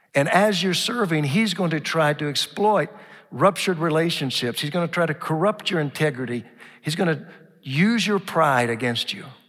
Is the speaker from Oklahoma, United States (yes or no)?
yes; Oklahoma, United States; now in Dallas, United States; growing up in Oklahoma